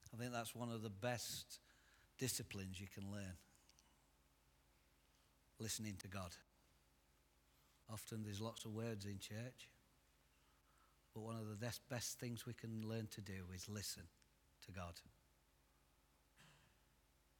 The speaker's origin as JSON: {"language": "English", "area": "Derbyshire", "region": "East Midlands", "country": "United Kingdom", "said": "I'm actually from Derbyshire"}